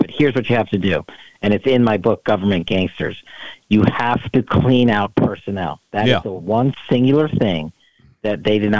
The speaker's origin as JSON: {"language": "English", "region": "Nevada", "country": "United States", "said": "I'm going out to Arizona and my home state of Nevada."}